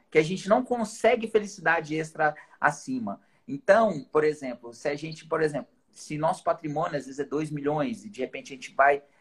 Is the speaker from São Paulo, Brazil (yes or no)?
yes; Tupã, São Paulo, Brazil; Sou da cidade de Tupã, interior de São Paulo.